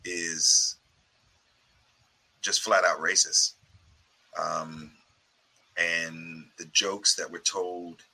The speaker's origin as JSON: {"language": "English", "country": "United States", "said": "I'm from America"}